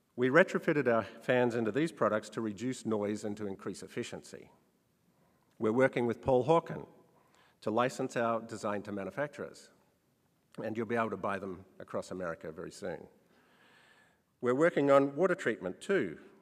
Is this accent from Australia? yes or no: yes; Australia; When I was a child growing up in Australia